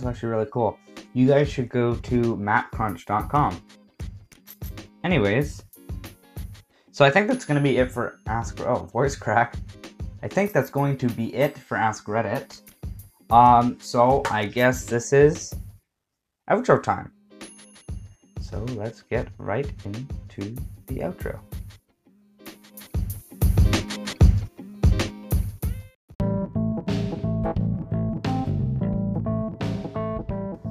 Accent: Canada; I'm from Canada.

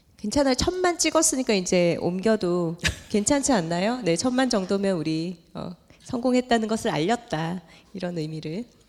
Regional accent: Gyeongsang, South Korea; accent: Gyeongsang dialect (사투리); 우리 사투리로 애살이 있다

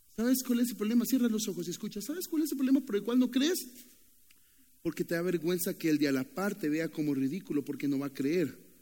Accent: Nicaragua; moved away; also born or lived in Costa Rica; soy de Nicaragua

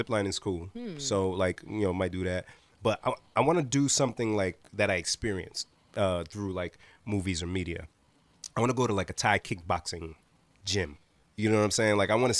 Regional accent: Nigeria; first and foremost, I'm Nigerian.

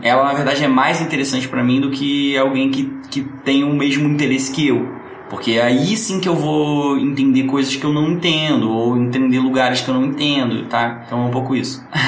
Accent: Rio de Janeiro, Brazil; Só que eu nasci em Santa Teresa e morava na Tijuca

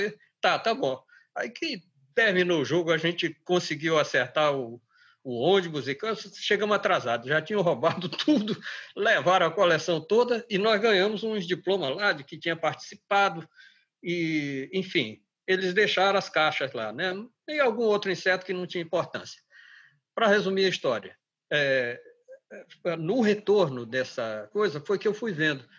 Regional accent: Manaus, Amazonas, Brazil; also born or lived in Seringal Bom Destino; now in Acre, Brazil; já tínhamos saído de do Seringal Bom Destino onde eu nasci e estávamos em Manaus

